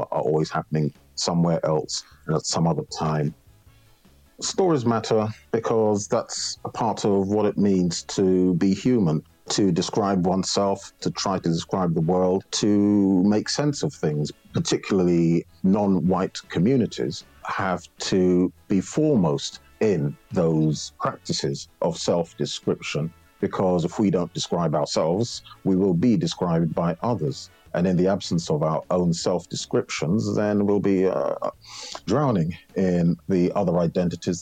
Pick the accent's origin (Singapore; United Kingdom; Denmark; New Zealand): United Kingdom; Middle England; now in London, United Kingdom; I grew up in Middle England, in fact, fairly rural Middle England